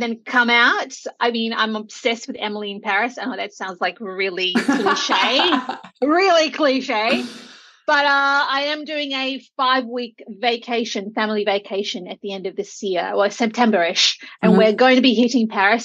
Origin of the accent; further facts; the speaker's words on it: Auckland, New Zealand; moved away; I grew up in Auckland